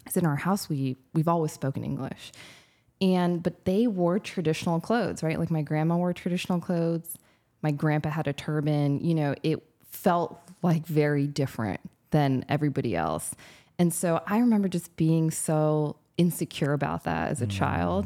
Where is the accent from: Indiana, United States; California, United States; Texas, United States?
California, United States; moved away as an adult; also born or lived in United Kingdom / Detroit; now in Louisiana, United States; I grew up in California